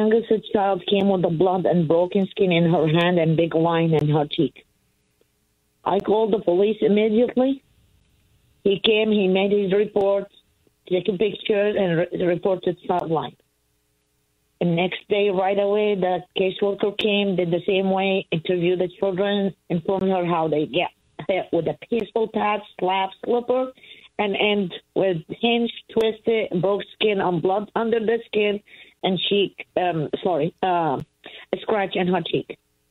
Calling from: Pennsylvania, United States; I'm from Pennsylvania.

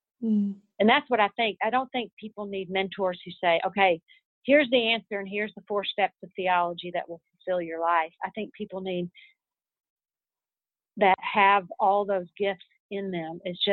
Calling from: Texas, United States; I'm calling you from Texas right now

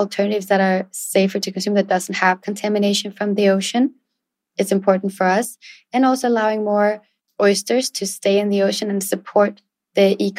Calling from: Raleigh, North Carolina, United States; It's very hot and humid here in Raleigh, North Carolina, where I'm calling in from.

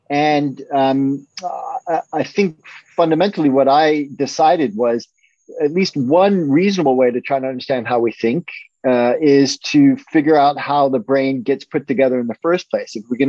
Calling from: Guilford, Connecticut, United States; I'm calling from Guilford, Connecticut, which is a little suburb of New Haven, Connecticut, where Yale is located.

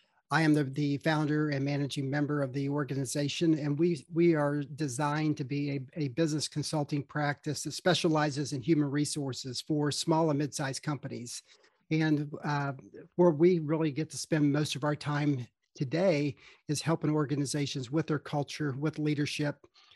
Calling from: Charlotte, North Carolina, United States; I am located in Charlotte, North Carolina.

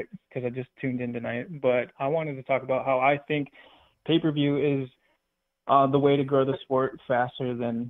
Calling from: Wisconsin, United States; from Wisconsin.

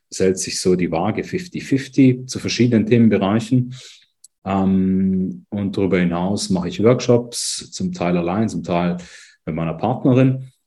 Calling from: Lucerne, Switzerland; Wie gesagt, ich bin aus Luzern zugeschaltet, hier im mhm. dunklen, aber eigentlich güldenen, herbstigen aktuell Luzern.

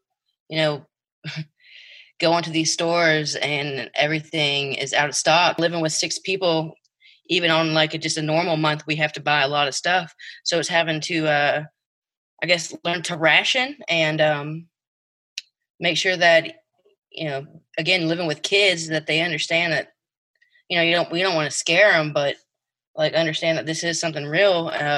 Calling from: Lake Charles, Louisiana, United States; I'm reporting from Lake Charles, Louisiana.

